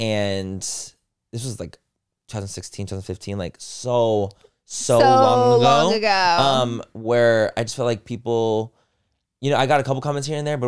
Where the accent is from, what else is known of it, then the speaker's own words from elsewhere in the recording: Chula Vista, California, United States; I grew up in Chula Vista, which if you guys don't know, it was in San Diego, but it's like the most south portion.